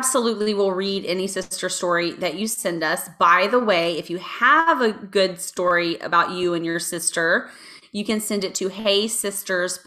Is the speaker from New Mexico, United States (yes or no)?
no; Texas, United States; I am from Texas